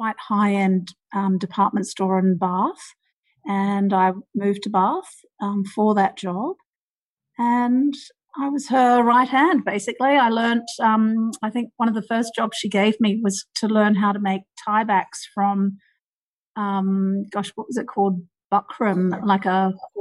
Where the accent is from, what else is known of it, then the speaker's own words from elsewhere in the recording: New Zealand; moved away as an adult; also born or lived in Wellington, New Zealand / United Kingdom; now in Sydney, Australia; I was born in New Zealand, actually, and I grew up there